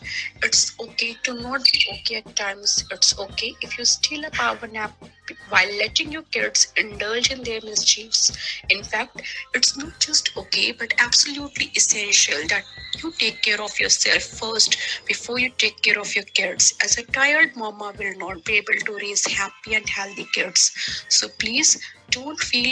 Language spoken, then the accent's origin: English; India; from India